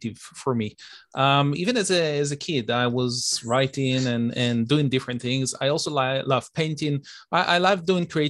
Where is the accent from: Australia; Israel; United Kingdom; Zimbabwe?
Israel; moved away as an adult; also born or lived in United States; now in Toronto, Canada; I'm originally from Israel. I was born and raised over there.